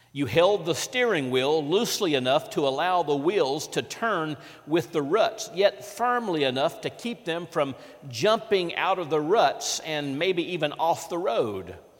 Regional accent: Vicksburg, Mississippi, United States; in my hometown of Vicksburg, Mississippi

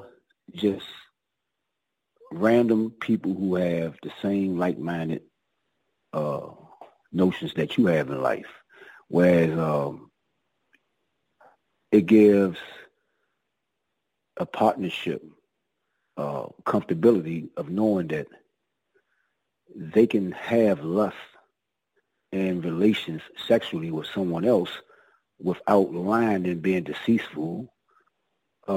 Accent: Washington, District of Columbia, United States; I grew up in the projects, Southeast, Washington, D.C.

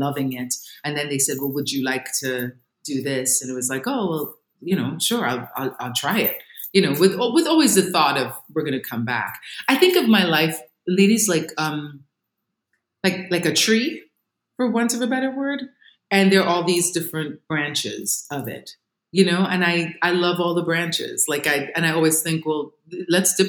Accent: Trinidad & Tobago; moved away; I grew up in Trinidad, you know, the island of Trinidad and Tobago

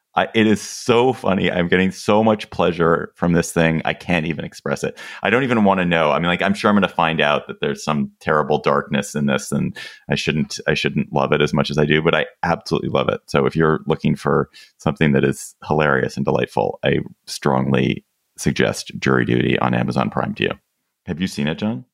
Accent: United States; We are both Americans

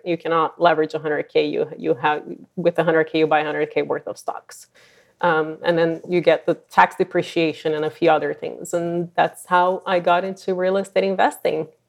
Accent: Brazil; moved away as an adult; also born or lived in San Francisco Bay Area, California; now in San Francisco, United States; I'm originally from Brazil, and I've been, um, in the Bay Area for just over twenty years

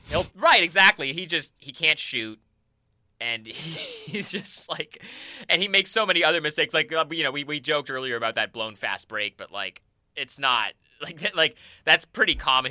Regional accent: Portland, Oregon, United States; I'm from Portland

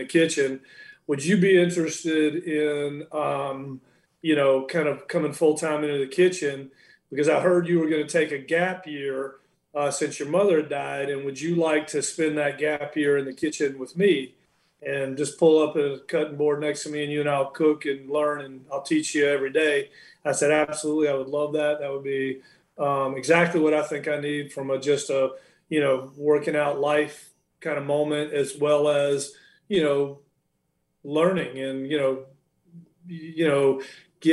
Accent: Charlotte, North Carolina, United States; now in Alabama, United States; I grew up in Charlotte, North Carolina

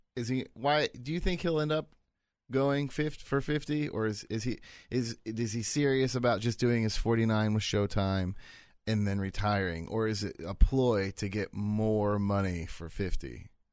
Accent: United States; I'm American.

